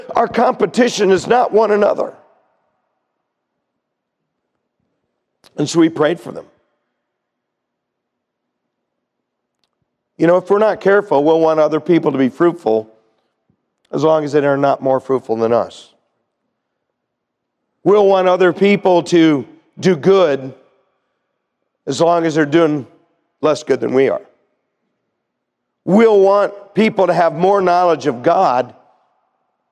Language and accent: English; United States; as American Christians